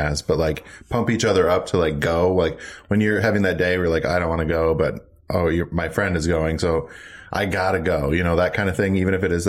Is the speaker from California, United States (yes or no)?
no; Minnesota, United States; I'm from Minnesota, land of 10,000 lakes.